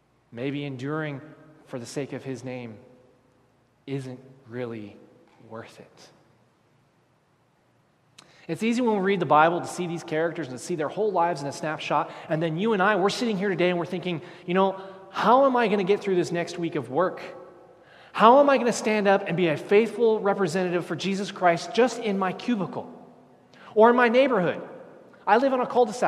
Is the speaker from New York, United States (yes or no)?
no; Texas, United States; I'm from Texas.